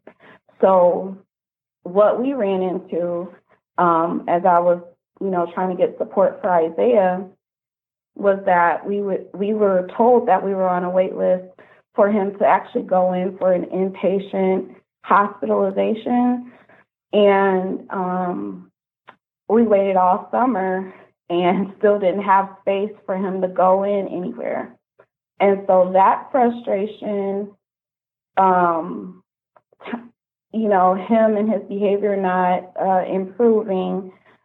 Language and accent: English; Kalamazoo, Michigan, United States; I'm from Kalamazoo